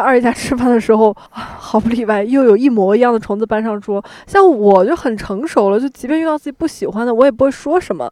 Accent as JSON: {"language": "Chinese", "area": "Xi'an", "region": "Shaanxi", "country": "China", "tie": "born or raised there", "moved": "yes", "said": "我的老家是个旅游城市"}